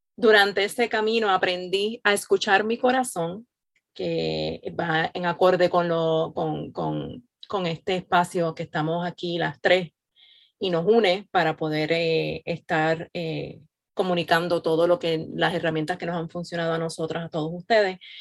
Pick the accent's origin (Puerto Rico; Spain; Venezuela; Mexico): Puerto Rico; now in Florida, United States; soy nacida y criada en Puerto Rico, al igual que Yadi, radicada en Florida